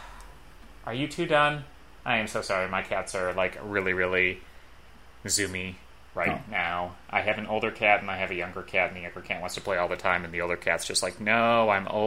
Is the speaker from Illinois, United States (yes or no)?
yes; Chicago, Illinois, United States; I grew up in the Chicagoland area